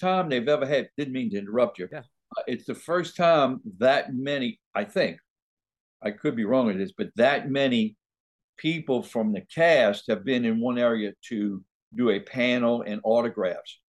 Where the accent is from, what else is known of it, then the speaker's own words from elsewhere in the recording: New Orleans, Louisiana, United States; also born or lived in Hollywood; now in Baton Rouge, United States; I'm in Baton Rouge, Louisiana now. Oh, uh, oh, I was born and raised in New Orleans